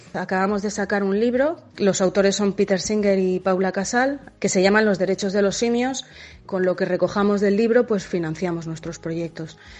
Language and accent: Spanish; Madrid, Community of Madrid, Spain; moved away as an adult; also born or lived in Mozambique; Yo crecí en Madrid